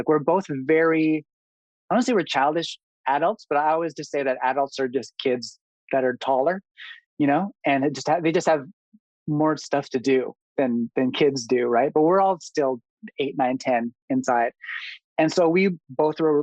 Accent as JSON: {"language": "English", "country": "Canada", "tie": "born or raised there", "also_born_or_lived": "Manila, Philippines", "said": "moved to Canada at a very young age, three or four"}